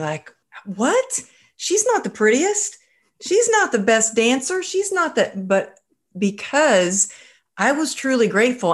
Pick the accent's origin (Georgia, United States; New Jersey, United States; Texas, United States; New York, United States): Texas, United States; now in Woodland Hills, United States; I'm originally from Texas